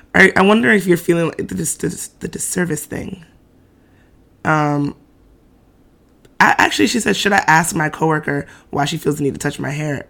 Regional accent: New York City, New York, United States; Bed-Stuy brat

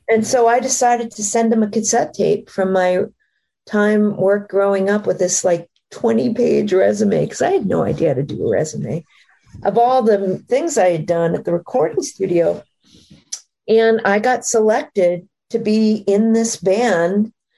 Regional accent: Maine, United States; moved away; I grew up in Maine, up in trees

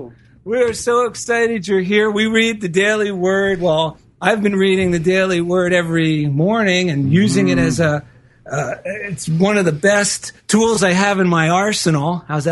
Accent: New Jersey, United States; accent: New Jersey; my New Jersey accent.

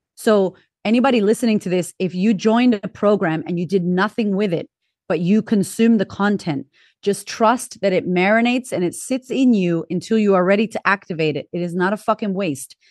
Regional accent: Boston, Massachusetts, United States; moved away as an adult; also born or lived in California / Florida; now in Australia; I'm originally from Boston, Massachusetts, big town

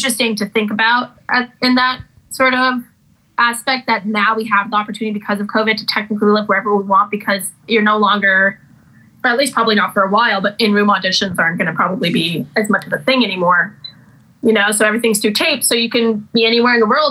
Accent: Chatham, New York, United States; also born or lived in Brooklyn, New York; I grew up in Brooklyn and in Chatham, New York

